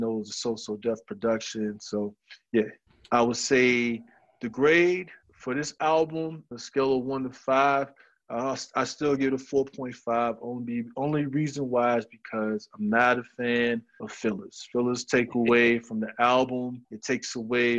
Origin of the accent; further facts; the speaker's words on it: Atlanta, Georgia, United States; I'm from Atlanta